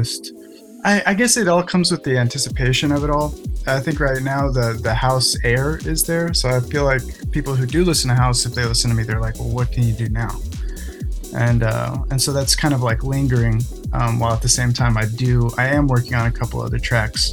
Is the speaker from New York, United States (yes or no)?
no; Austin, Texas, United States; Born and raised in Austin